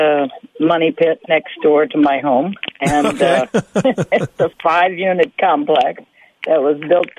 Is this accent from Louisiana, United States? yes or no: yes; New Orleans, Louisiana, United States; now in Alaska, United States; I'm from New Orleans originally